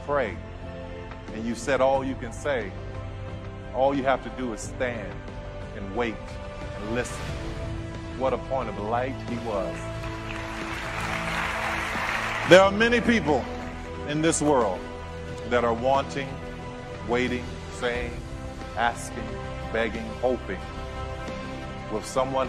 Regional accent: New Orleans, Louisiana, United States; I grew up in New Orleans

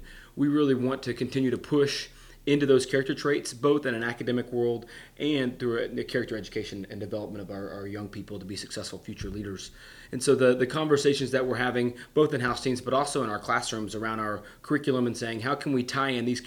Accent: Northeast Texas, United States; I was born and raised in Northeast Texas

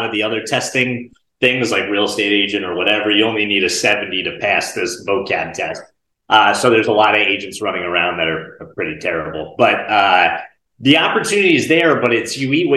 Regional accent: Bergen County, New Jersey, United States; now in North Carolina, United States; I grew up in Northeast New Jersey, Bergen County, like right outside of Manhattan. Right now I live in North Carolina, but born and raised in North Jersey

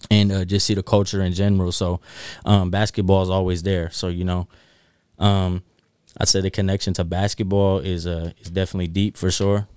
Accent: North Highlands, California, United States; I grew up in North Highlands

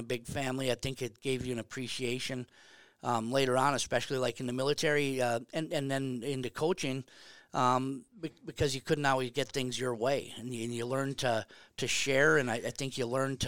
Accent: Bemidji, Minnesota, United States; also born or lived in Morris, Minnesota / Albert Lea, Minnesota; we end up in Bemidji in what would have been my third grade year in 66 or something, 67. And stayed there till 73.

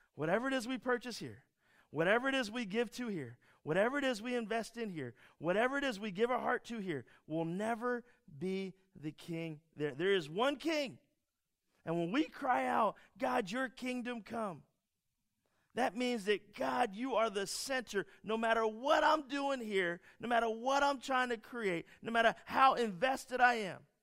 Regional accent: Philadelphia, Pennsylvania, United States; As a Philadelphian

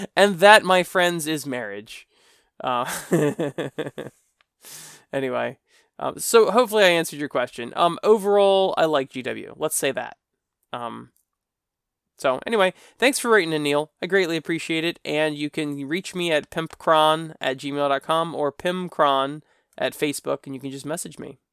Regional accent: United States; I'm from America

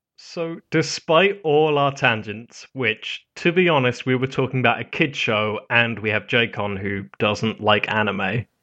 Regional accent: United Kingdom; I'm British

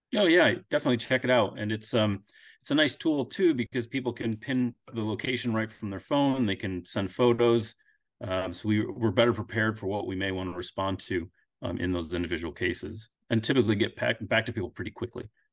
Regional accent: Connecticut, United States; moved away as an adult; also born or lived in Alaska; now in Pennsylvania, United States; I'm originally from Connecticut. I moved to Pennsylvania about, uh, ten years ago.

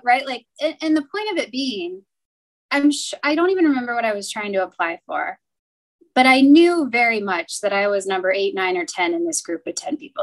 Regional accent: Cincinnati, Ohio, United States; I grew up in Cincinnati, and so I was local ish to campus

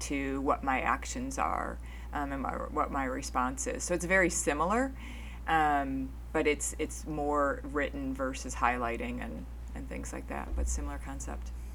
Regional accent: outside of Chicago, Illinois, United States; moved away; I grew up outside of Chicago. I lived down in Chicago in the city

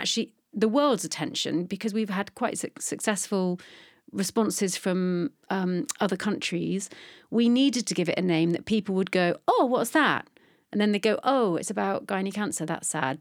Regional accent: Bristol, South West England, United Kingdom; also born or lived in London; I'm from London, but I grew up in Bristol

